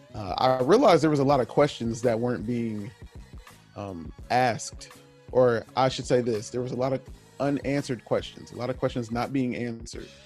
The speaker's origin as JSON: {"language": "English", "region": "Southern California", "country": "United States", "tie": "born or raised there", "also_born_or_lived": "Kansas", "moved": "yes", "lives_now": "Wichita, United States", "said": "I grew up in Southern California"}